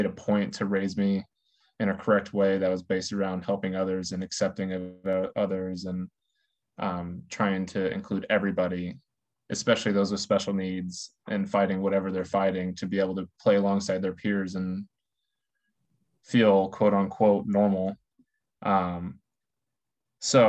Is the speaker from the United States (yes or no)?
yes; Terre Haute, Indiana, United States; born and raised in Terre Haute, Indiana